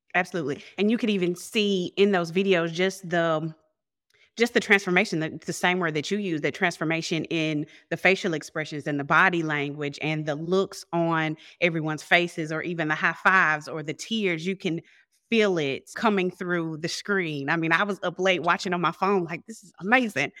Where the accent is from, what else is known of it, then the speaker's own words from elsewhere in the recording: the South, United States; I'm from South, and I didn't grow up in a household or, or a culture even that was open to answering questions